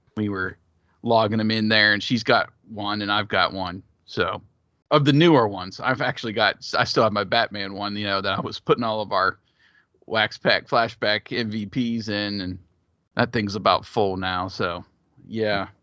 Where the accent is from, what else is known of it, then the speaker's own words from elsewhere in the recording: Big Ten country, Midwest, United States; I grew up in Big Ten country